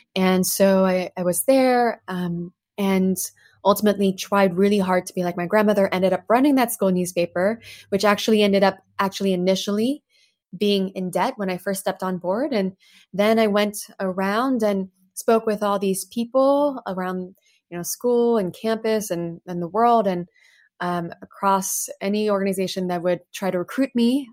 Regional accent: Plano, Texas, United States; English is a second language; also born or lived in Paris, France; by age 10, suddenly moved us from Paris, France to Plano, Texas. And so I grew up in Plano thereafter, struggled so much, couldn't speak English at the time

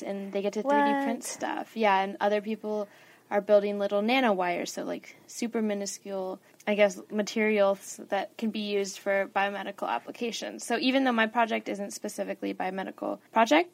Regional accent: Albuquerque, New Mexico, United States; moved away as an adult; now in Los Angeles, United States; I'm a sophomore studying electrical engineering, and I'm from Albuquerque, New Mexico

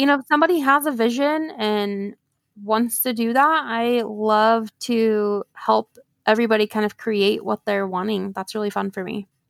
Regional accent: Oklahoma, United States; I was born and raised here in Oklahoma

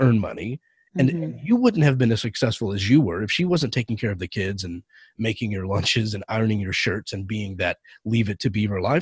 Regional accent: Texas, United States; moved away as an adult; now in California, United States; I've only been here for 4 years, but growing up in Texas

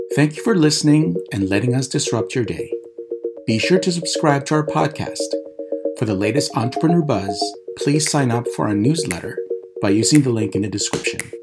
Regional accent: Philippines; I was born in the Philippines and, uh, you know, I, I come from a very close-knit family. And what I was taught growing up is that I should be humble

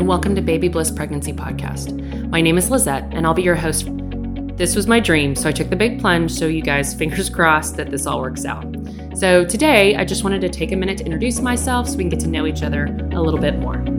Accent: Texas, United States; I grew up in Texas, born and raised, still here today

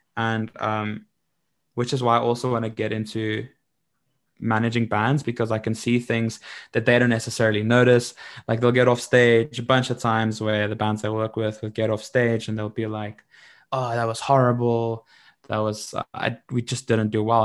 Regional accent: Middelburg, Mpumalanga, South Africa; I come from Middelburg

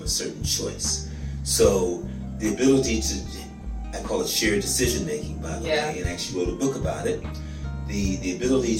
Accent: San Francisco, California, United States; also born or lived in New York City; now in Atlanta, United States; I'm from San Francisco, California. Raised there, lived in New York for a couple of years

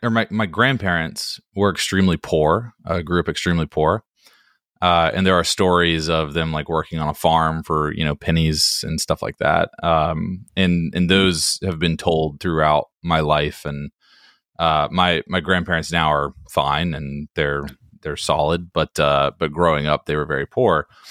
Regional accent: Hickory, North Carolina, United States; moved away as an adult; also born or lived in Washington, D.C. / Greenville, North Carolina; now in Raleigh, United States; I'm from Hickory, North Carolina, which is a really small town in North Carolina.

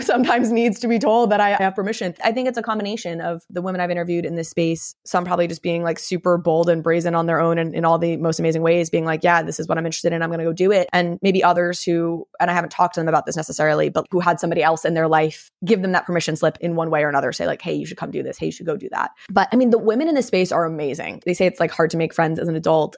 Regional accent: Vermont, United States; I grew up in Vermont, which is obviously a very liberal state

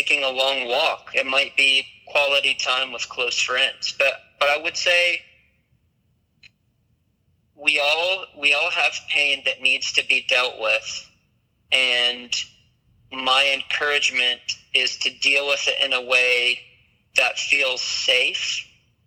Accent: Michigan, United States; I grew up in Michigan

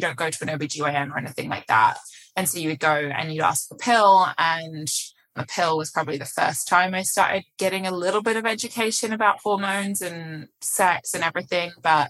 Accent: England, United Kingdom; moved away as an adult; now in New York, United States; If you couldn't tell by my accent already, it's slightly muddled now, but I assure you I did grow up in England and I moved to the US about almost 7 years ago now. Moved to New York.

